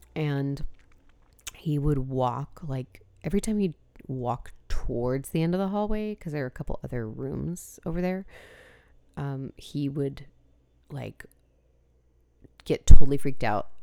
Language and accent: English; San Diego, California, United States; I grew up in San Diego